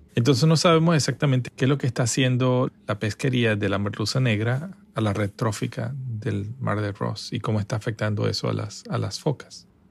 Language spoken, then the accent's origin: Spanish; Caracas, Capital District, Venezuela; also born or lived in Margarita Island; Soy venezolano de nacimiento, crecí en Venezuela, en Caracas